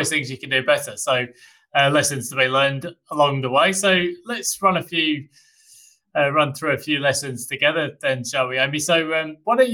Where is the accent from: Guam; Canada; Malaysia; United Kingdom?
United Kingdom; now in Australia; I, being a Brit